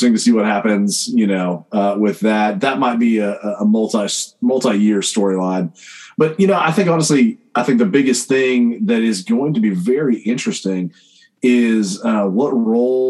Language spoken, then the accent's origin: English; Ohio, United States; now in Charlotte, United States; me growing up in Ohio